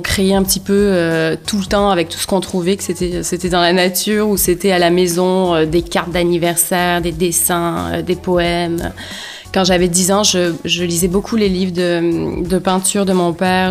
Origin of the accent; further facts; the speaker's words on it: Provence-Alpes-Côte d'Azur, France; moved away as an adult; now in Montreal, Canada; j'ai grandi dans un tout petit village en Provence